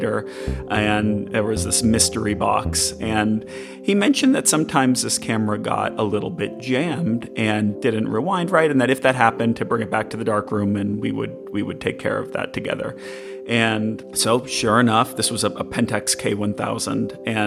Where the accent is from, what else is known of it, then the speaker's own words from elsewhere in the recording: Massachusetts, United States; I remember going to Walden Pond growing up in Massachusetts.